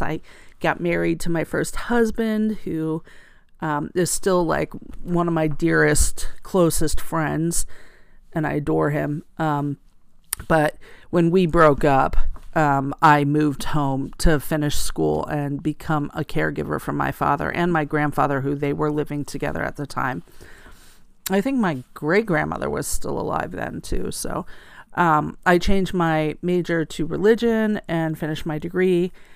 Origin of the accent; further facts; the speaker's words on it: rural area outside of Allentown, Pennsylvania, United States; I grew up in eastern Pennsylvania in a rural area outside of Allentown, Pennsylvania